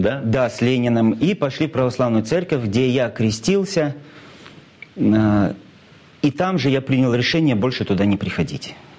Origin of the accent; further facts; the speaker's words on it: Cheboksary, Chuvashia, Russia; мой родной город, мой любимый город Чебоксары